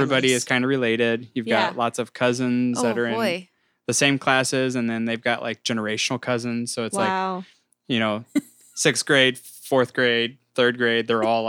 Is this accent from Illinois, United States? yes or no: yes; Central Illinois, United States; also born or lived in San Diego; So I grew up in Central Illinois. I'm from a town of about 800 people